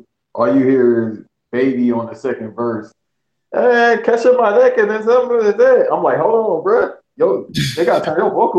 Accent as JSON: {"language": "English", "town": "Los Angeles", "region": "California", "country": "United States", "said": "Even though I'm from"}